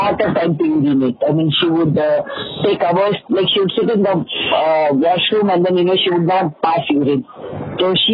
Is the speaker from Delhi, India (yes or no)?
no; Mumbai, Maharashtra, India; also born or lived in Andhra Pradesh; I was born in Andhra. I was brought to Mumbai when I was just about 4 months old